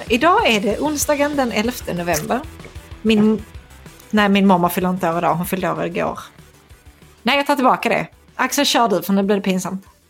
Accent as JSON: {"language": "Swedish", "town": "Skanör", "region": "Skåne", "country": "Sweden", "tie": "born or raised there", "said": "I Skanör, där jag växte upp"}